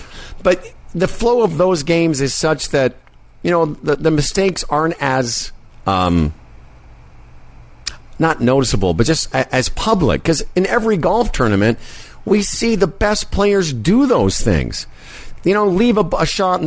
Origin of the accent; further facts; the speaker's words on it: Moose Jaw, Saskatchewan, Canada; When I was a kid growing up in Moose Jaw